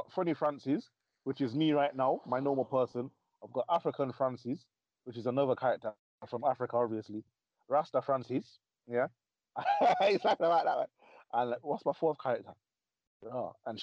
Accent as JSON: {"language": "English", "town": "Coventry", "region": "West Midlands", "country": "United Kingdom", "tie": "born or raised there", "said": "my hometown of Coventry."}